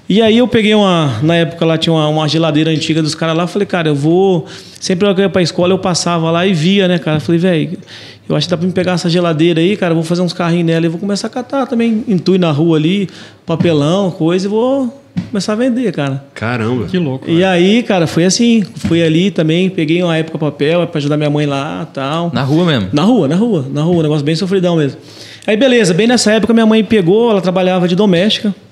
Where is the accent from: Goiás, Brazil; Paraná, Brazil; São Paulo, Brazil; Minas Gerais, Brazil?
Paraná, Brazil; Londrina; also born or lived in Biporã, Paraná; Na verdade, eu nasci em Biporã, que é do lado aqui de, de Londrina, né? Mas aí com sete anos eu vim para Londrina.